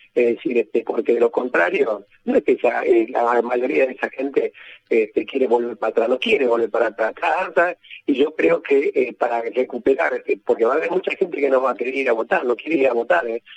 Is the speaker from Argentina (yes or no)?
yes; Argentina; nuestro país